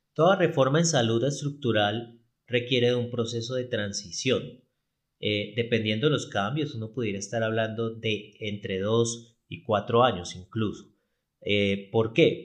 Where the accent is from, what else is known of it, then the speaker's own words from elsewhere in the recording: Cali, Valle del Cauca, Colombia; yo soy de Cali, Colombia